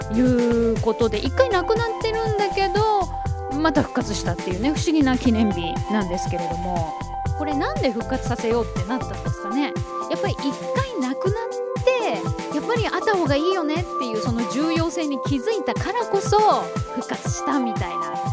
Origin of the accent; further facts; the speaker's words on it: Japan; ずっと日本で生まれ育ってます